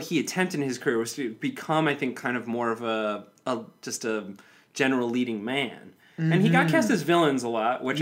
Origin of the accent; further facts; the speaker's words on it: Highland Park, Illinois, United States; my hometown out of the drama program of my high school